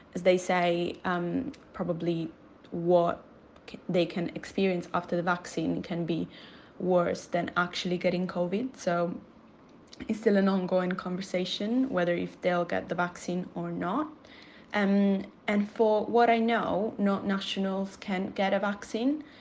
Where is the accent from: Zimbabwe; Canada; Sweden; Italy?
Italy; now in Manchester, United Kingdom; I'm from Italy and I'm currently living in the UK in Manchester.